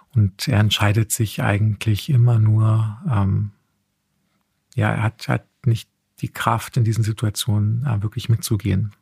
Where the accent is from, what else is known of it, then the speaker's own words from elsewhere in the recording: Heusenstamm, Hesse, Germany; ich bin tatsächlich in Heusenstamm aufgewachsen.